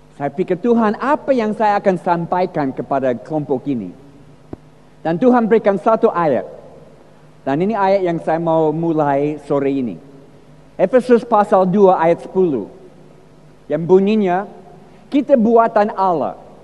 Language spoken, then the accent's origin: Indonesian; United States; Indonesian is a second language; moved away as an adult; now in Indonesia; Saya lahir di Amerika, empat puluh tahun di Indonesia, tapi lahir di Amerika dalam keluarga yang Kristen